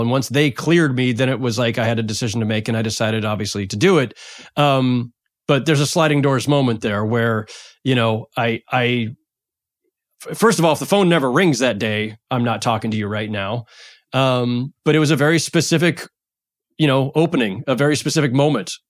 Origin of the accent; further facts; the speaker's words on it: San Jose, California, United States; moved away as an adult; now in Brooklyn, United States; I grew up in San Jose